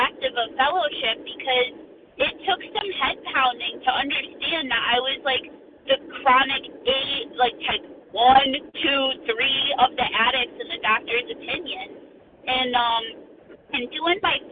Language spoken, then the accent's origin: English; Connecticut, United States; I'm from Connecticut, but I'm traveling through